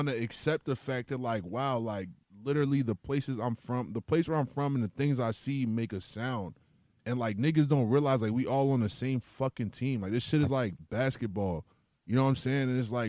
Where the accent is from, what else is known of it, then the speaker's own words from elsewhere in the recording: Brooklyn, New York, United States; born there; New York for me, because like I was born in Brooklyn.